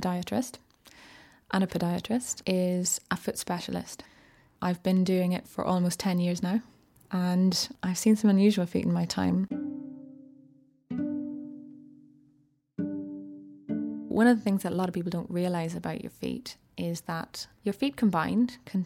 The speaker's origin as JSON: {"language": "English", "area": "South Armagh", "region": "Northern Ireland", "country": "United Kingdom", "tie": "born or raised there", "moved": "yes", "said": "originally I'm from Northern Ireland, just right on the border, a part called South Armagh"}